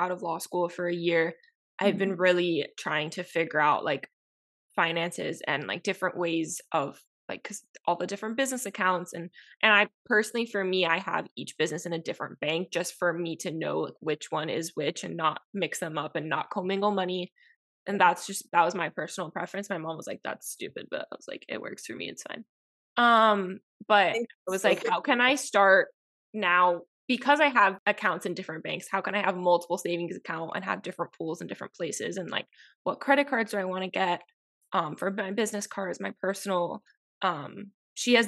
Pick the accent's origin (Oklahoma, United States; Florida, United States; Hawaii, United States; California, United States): Florida, United States; Miami; We're an American hub in Miami